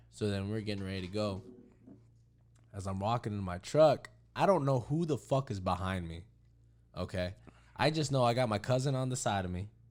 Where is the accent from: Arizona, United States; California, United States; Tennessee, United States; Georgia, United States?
Arizona, United States; Hayden; we grew up in Hayden together.